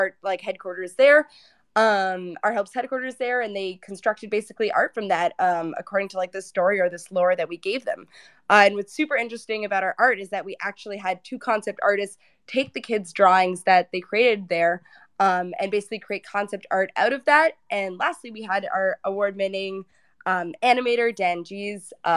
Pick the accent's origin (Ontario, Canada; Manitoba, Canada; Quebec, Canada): Ontario, Canada; Toronto; I'm from Toronto